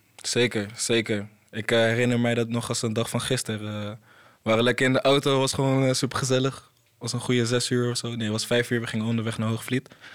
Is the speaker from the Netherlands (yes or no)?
no; Côte d’Ivoire; moved away; ik kom zelf uit Ivoorkust, ligt in eh, West-Afrika